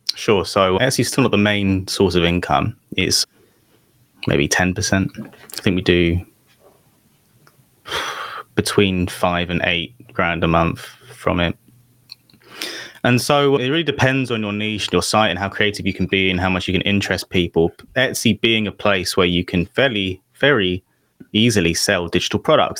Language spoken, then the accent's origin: English; London, United Kingdom; I'm from London